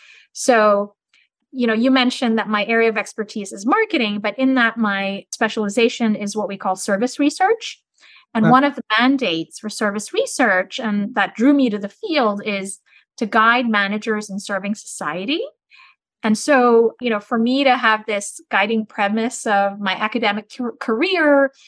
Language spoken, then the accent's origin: English; Turkey; also born or lived in Santiago, Chile; I'm originally from Turkey, but I was born in Santiago in Chile, and I lived in over 10 countries throughout my life.